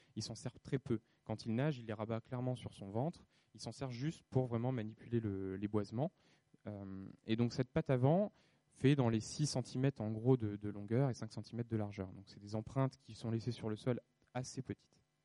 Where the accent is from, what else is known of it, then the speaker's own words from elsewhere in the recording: France; chez nous en France